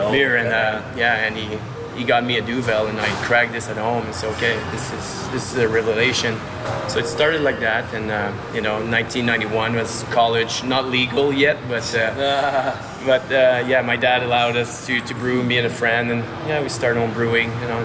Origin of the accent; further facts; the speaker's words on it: Gatineau, Quebec, Canada; English is a second language; moved away as an adult; also born or lived in Montreal / Australia / Japan; now in Toronto, Canada; I'm from Ottawa, actually, on the Quebec side.